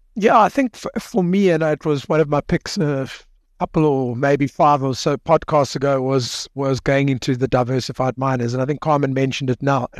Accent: South Africa; as a South African

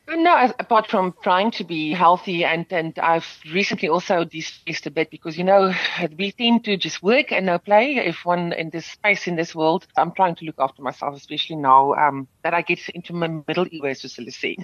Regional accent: South Africa; first language Afrikaans; English is a second language; I'm grateful that I've been afforded to sing in my mother tongue and to still speak in my mother tongue in this country

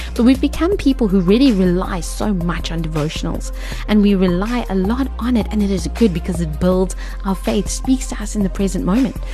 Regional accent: South Africa; as South African women

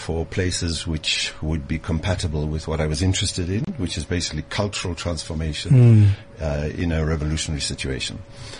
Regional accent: Durban, KwaZulu-Natal, South Africa; born or raised there; moved away as an adult; also born or lived in Cape Town, South Africa / Oxford, United Kingdom / Leeds, United Kingdom / Ethiopia; now in Zimbabwe

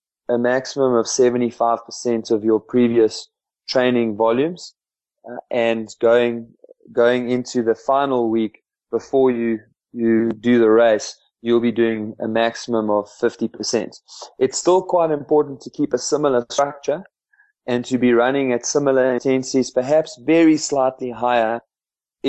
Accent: just outside Bethal, Mpumalanga, South Africa; we grew up just outside Belcom

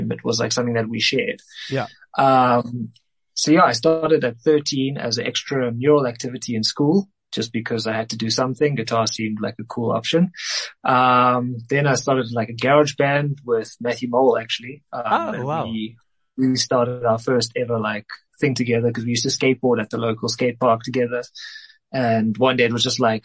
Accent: Cape Town, Western Cape, South Africa; moved away as an adult; now in Johannesburg, South Africa; I'm originally from Cape Town, but I moved up here, I think 6, 7 years ago

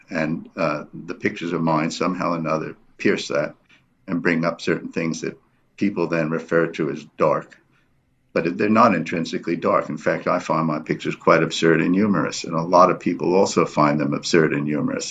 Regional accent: New York City, New York, United States; moved away as an adult; also born or lived in Berkeley, California; now in South Africa; I grew up in New York City, um, went to high school there

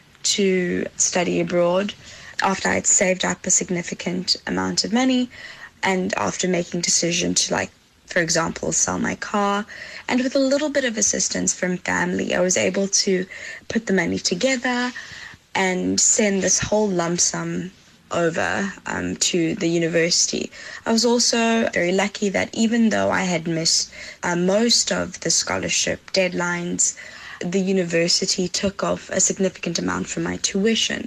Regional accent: Johannesburg, Gauteng, South Africa; moved away as an adult; now in Netherlands; I'm from Johannesburg, South Africa.

